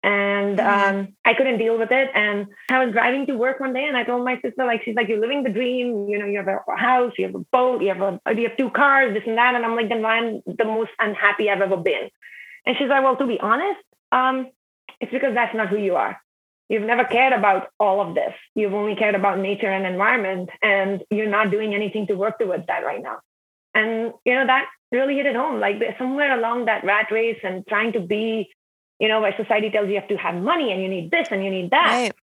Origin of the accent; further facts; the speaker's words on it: Himalayas, India; So I grew up in the Indian Himalayas, and my dad was a military officer, so we actually like traveled all the time and moved cities. But my family home in the Himalayas is kind of my only stability.